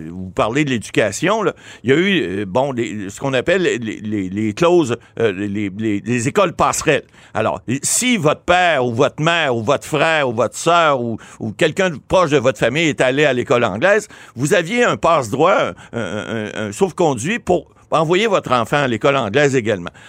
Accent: Ottawa, Ontario, Canada; il semble-t-il que c'est des gens d'Ottawa qui font, font. Je suis natif d'Ottawa.

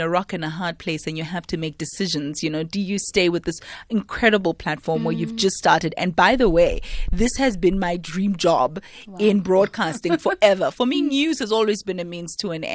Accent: Soweto, Gauteng, South Africa; growing up in Soweto

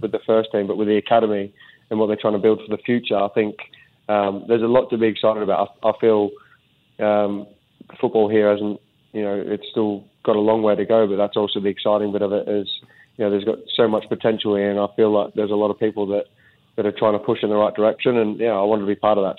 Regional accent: Australia; also born or lived in Sunderland, England; now in Singapore; as you do as an Aussie

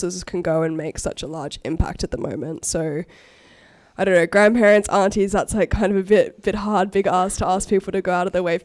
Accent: Australia; I experienced as an Australian growing up

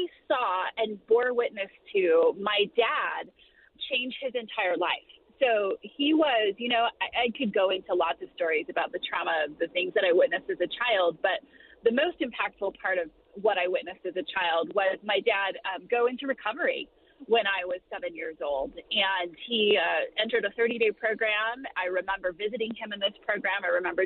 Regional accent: San Diego, California, United States; I grew up in San Diego, California

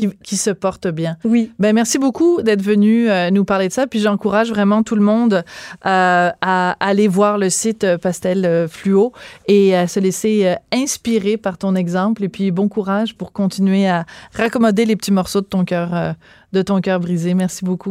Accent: Quebec, Canada; on est tous des Québécois

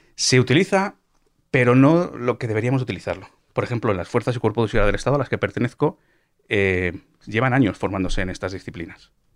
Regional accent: Cuenca, Castilla-La Mancha, Spain; yo también soy de Cuenca

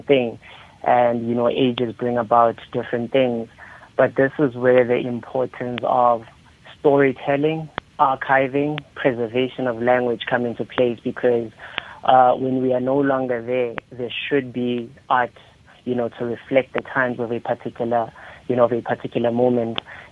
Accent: border of Lesotho, Free State, South Africa; also born or lived in Thabong, Free State, South Africa; I was born in Thabong in South Africa. That's a small town in the Free State. But I grew up on the border of Lesotho

